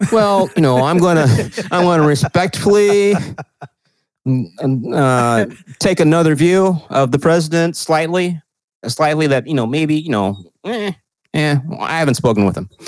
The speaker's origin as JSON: {"language": "English", "region": "California", "country": "United States", "said": "Well, I'm from California. I'm, I live in California."}